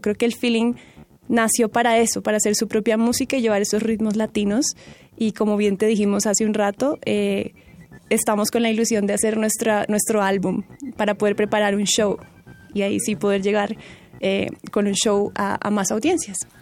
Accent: Palmira, Valle del Cauca, Colombia; moved away; yo vengo de otra región que se llama el Valle del Cauca, una ciudad que se llama Palmira, que está cerca de Cali

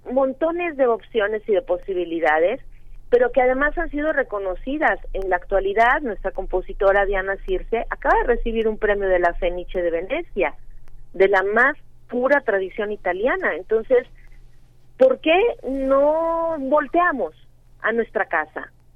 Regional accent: Mexico; los mexicanos

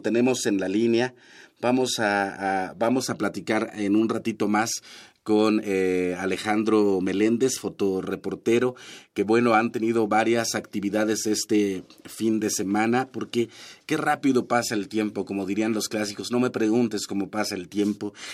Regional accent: Chicontepec, Veracruz, Mexico; moved away; yo soy de Chicontepec, de la Huasteca Veracruzana, zona náhuatl

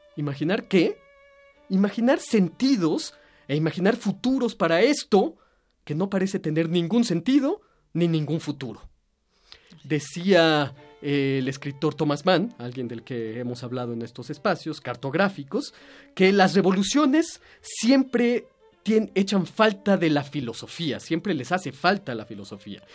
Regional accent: Mexico; nuestra libertad como mexicanos, nuestra conciencia como mexicanos

